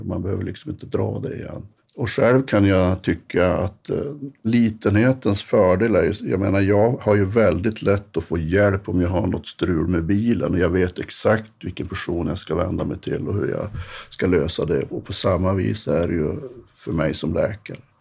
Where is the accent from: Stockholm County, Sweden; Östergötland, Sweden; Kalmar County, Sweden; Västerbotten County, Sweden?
Västerbotten County, Sweden; Norrberg; also born or lived in Jönköping; Jag är uppvuxen i en by som heter Norrberg som ligger två mil utanför Storuman